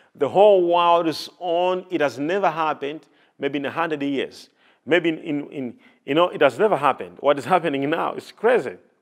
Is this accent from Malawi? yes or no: yes; Malawi; I'm a Malawian and I come from Malawi